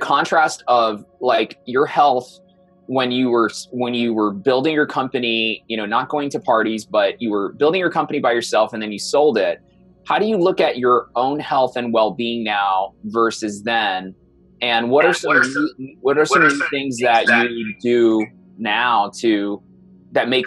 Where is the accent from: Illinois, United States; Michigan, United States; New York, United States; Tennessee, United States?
New York, United States; New York City; moved away; I was born in Brooklyn